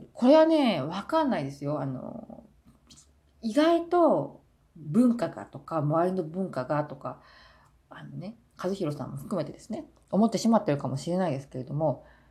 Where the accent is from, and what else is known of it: Japan; moved away as an adult; now in South Korea